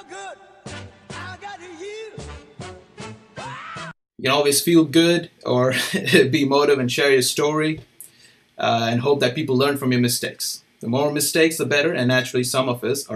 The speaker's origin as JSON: {"language": "English", "country": "India", "moved": "yes", "said": "I'm from India"}